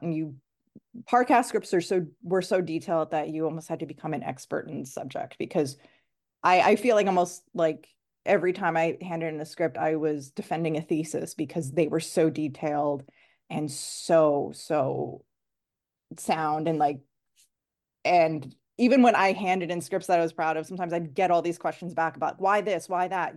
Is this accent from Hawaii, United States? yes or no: no; New York City, New York, United States; moved away as an adult; also born or lived in Chattanooga, Tennessee; now in Los Angeles, United States; I grew up in New York